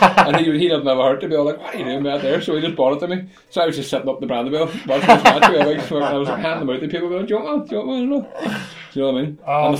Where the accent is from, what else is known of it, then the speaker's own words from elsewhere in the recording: Derry, Northern Ireland, United Kingdom; I'm from Derry